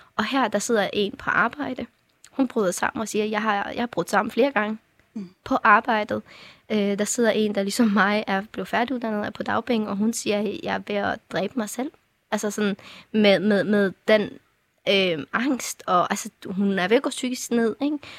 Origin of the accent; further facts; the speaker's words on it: Afghanistan; now in Denmark; jeg var fra Afghanistan